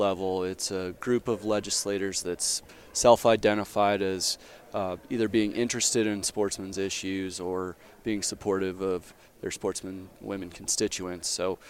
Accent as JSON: {"language": "English", "region": "Colorado", "country": "United States", "tie": "born or raised there", "said": "I'm a Westerner, born and raised in Colorado, and I've done a couple tours of duty back east, but Colorado's home."}